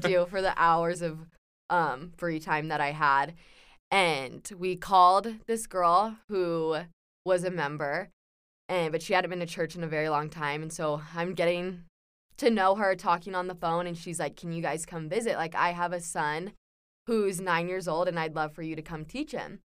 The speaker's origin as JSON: {"language": "English", "town": "San Clemente", "region": "California", "country": "United States", "moved": "as an adult", "lives_now": "Provo, United States", "said": "I'm from San Clemente, California."}